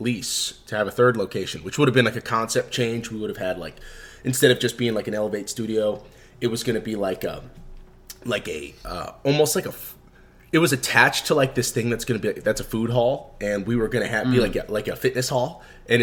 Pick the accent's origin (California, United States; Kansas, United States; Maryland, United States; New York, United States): Maryland, United States; Maryland outside DC, United States; also born or lived in Washington, D.C.; I grew up in Maryland outside DC, so like DC was home.